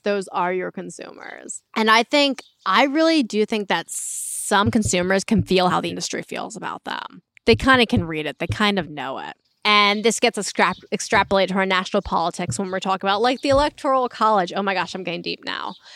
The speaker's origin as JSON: {"language": "English", "area": "Berks County", "region": "Pennsylvania", "country": "United States", "tie": "born or raised there", "said": "growing up in Berks County"}